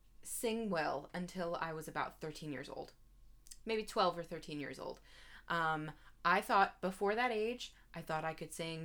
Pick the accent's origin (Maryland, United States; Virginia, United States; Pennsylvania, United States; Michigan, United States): Maryland, United States; Baltimore; accent: Baltimore; I'm from the Baltimore area. Baltimore. I grew up there. My mom has a very strong Baltimore accent.